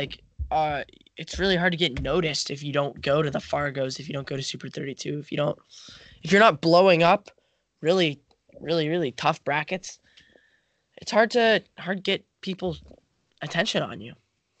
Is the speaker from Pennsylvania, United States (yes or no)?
yes; State College, Pennsylvania, United States; I'm from State College.